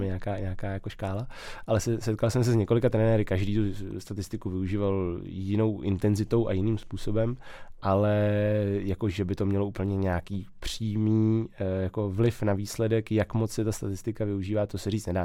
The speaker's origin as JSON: {"language": "Czech", "town": "České Budějovice", "region": "South Bohemian Region", "country": "Czechia", "said": "v Českých Budějovicích, odkud pocházím"}